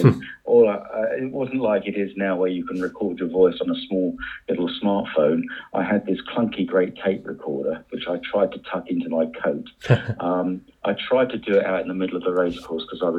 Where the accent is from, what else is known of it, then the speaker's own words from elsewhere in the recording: Shoreham-by-Sea, South East England, United Kingdom; my hometown of Shoreham-by-Sea